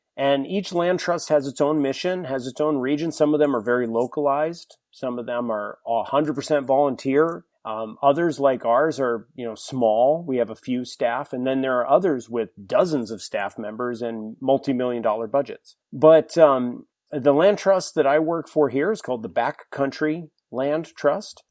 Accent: New Hampshire, United States; moved away as an adult; now in San Diego, United States; I grew up in New Hampshire, spent twenty years in, in the White Mountain State

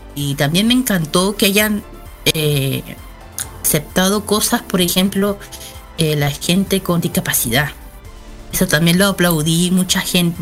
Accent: Chile; soy de Chile.

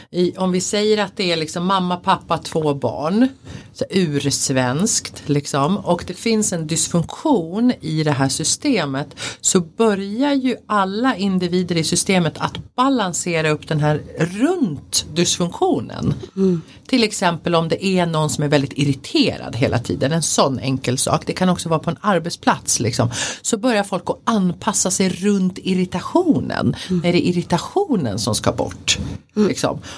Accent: Sweden; jag är en svensk kvinna född i en svensk kultur.

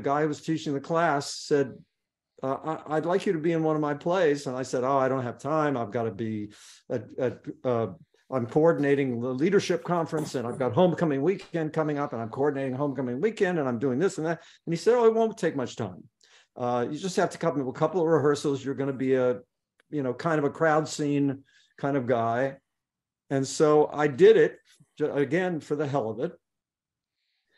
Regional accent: Beckley, West Virginia, United States; I was born here, grew up here, went to school here.

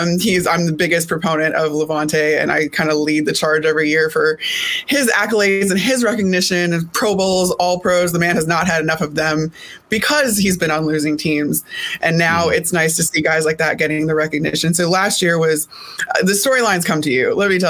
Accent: Elmhurst, Illinois, United States; I grew up outside of Chicago.

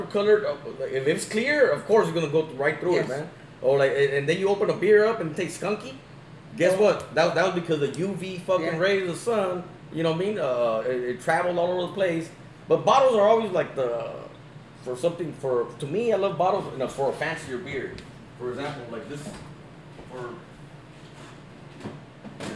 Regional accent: Los Angeles, California, United States; also born or lived in Compton, California; I'm from South Central LA, you know, born and raised. I was born here in Compton and lived in South Central and moved back to Compton.

